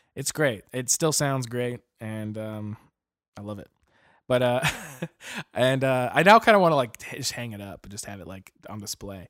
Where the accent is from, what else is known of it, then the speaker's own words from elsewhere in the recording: Arizona, United States; now in Portland, United States; we're originally from Arizona, or I am at least, and uh, now we both live in Oregon, Portland